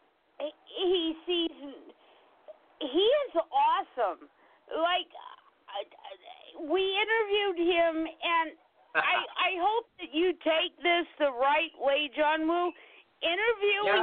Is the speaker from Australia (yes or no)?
no; Sanford, Florida, United States; I was born in Sanford, Florida